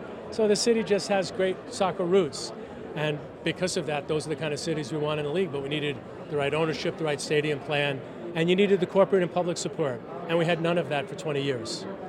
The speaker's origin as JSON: {"language": "English", "region": "New Jersey", "country": "United States", "said": "I'm from New Jersey, and I lived in the same town with Yogi Berra."}